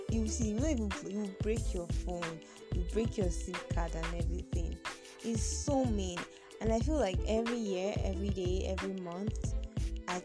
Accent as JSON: {"language": "English", "country": "Nigeria", "said": "I'm also a Nigerian"}